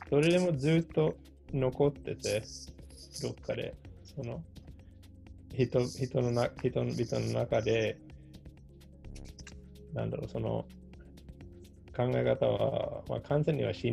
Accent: Japan; あの、まあ、一応、あの、国籍は韓国だけど、まあ、日本

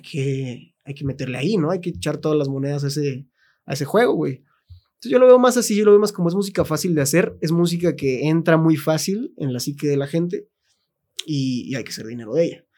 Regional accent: Mexico; güeyes que somos mexicanos

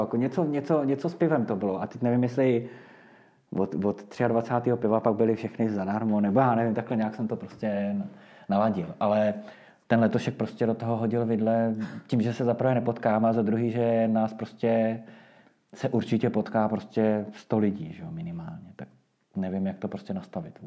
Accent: Prague, Czechia; moved away as an adult; now in Lusatian Mountains, Czech Republic; my jsme Pražáci původně

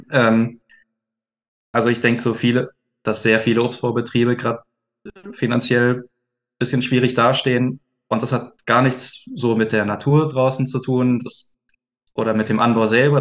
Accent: Swabia, Germany; ich komme aus dem Schwäbischen

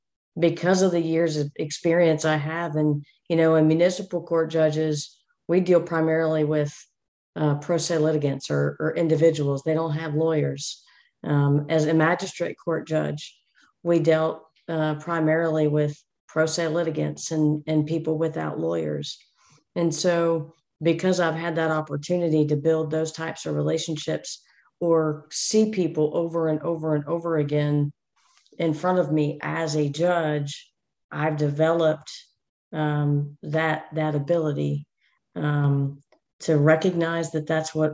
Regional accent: United States; now in Georgia, United States; I grew up just outside of Washington, D.C.

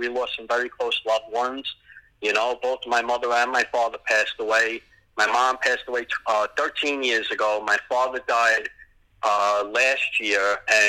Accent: New York City, New York, United States; moved away as an adult; now in Florida, United States; I was born and raised in Pelham Bay. Yep, that's my hometown.

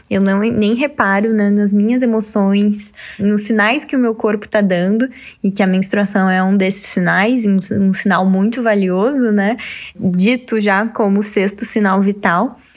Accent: Santa Cruz do Sul, Rio Grande do Sul, Brazil; que é na minha cidade também, sou natural de Santa Cruz

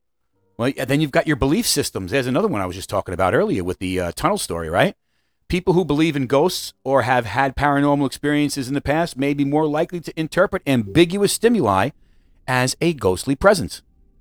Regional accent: Missouri, United States; I'm from Missouri, baby. Show me.

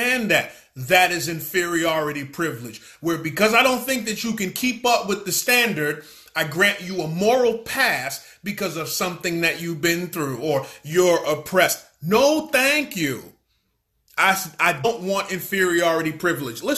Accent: New York City, New York, United States; I'm from Brooklyn, New York City, grew up banging on tables, freestyle cypher

